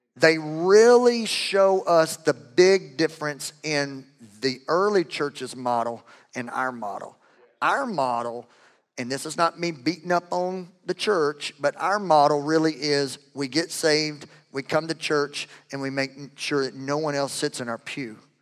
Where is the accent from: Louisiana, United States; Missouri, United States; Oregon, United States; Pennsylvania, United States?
Louisiana, United States; I'm from Louisiana. We have our own language.